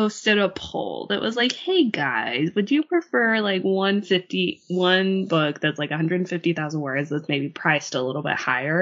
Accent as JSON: {"language": "English", "region": "Utah", "country": "United States", "tie": "born or raised there", "moved": "yes", "said": "I grew up in Utah"}